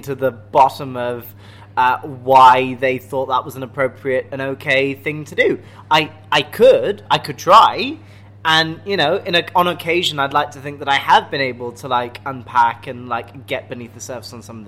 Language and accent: English; United Kingdom; accent: posh English; I'm British